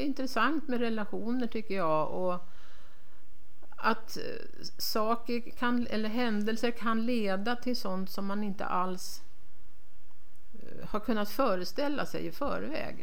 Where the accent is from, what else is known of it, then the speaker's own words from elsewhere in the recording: Stockholm, Stockholm County, Sweden; moved away as an adult; now in Härnösand, Sweden; Jag är uppvuxen i Stockholm men flyttade upp dit för att, att plugga